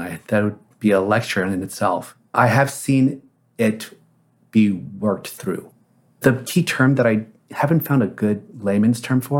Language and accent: English; South Korea; born there; When I was born in Korea